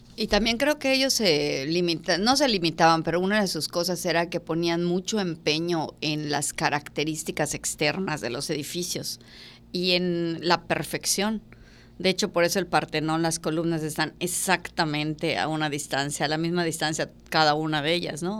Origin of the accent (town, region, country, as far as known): Mexico